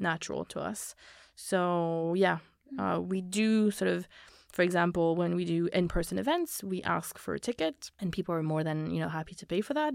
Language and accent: English; Belgium; now in London, United Kingdom; I come from Belgium. I've lived in, like, different places.